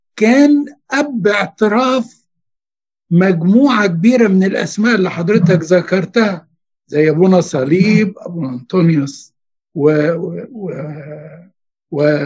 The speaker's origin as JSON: {"language": "Arabic", "region": "Giza Governorate", "country": "Egypt", "tie": "born or raised there", "said": "انا اتربيت في الجيزه على فكره من سنه 60"}